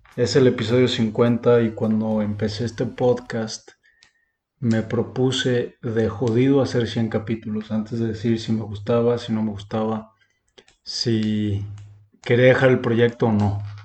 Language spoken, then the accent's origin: Spanish; Mexico; yo, como mexicano, no podía manejar allá